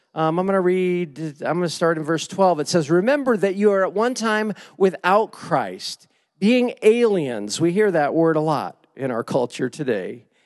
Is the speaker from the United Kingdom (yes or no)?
no; Lake Havasu City, Arizona, United States; moved away as an adult; also born or lived in Indiana; now in Ohio, United States; I grew up in Lake Havasu